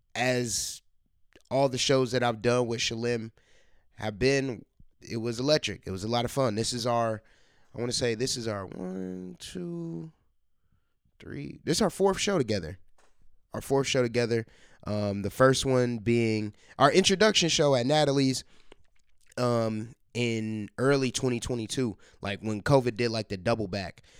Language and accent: English; Columbus, Ohio, United States; Columbus is my hometown, my or my home base